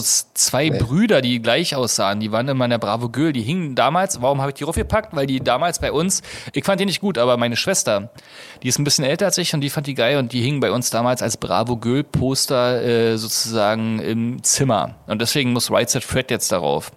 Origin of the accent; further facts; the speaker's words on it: East Germany, Germany; Ich bin ja ein Ossi